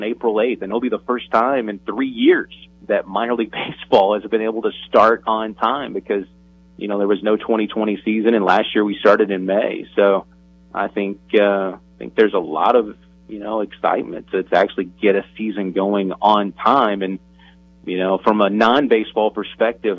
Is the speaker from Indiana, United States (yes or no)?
no; Tennessee, United States; growing up in the South and in Tennessee